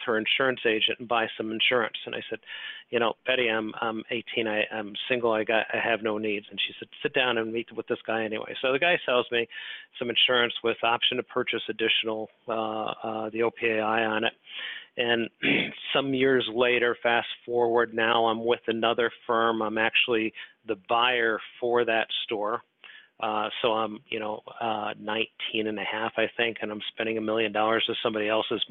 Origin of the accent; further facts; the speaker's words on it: Des Moines, Iowa, United States; now in Oak Brook, United States; I grew up in Des Moines, Iowa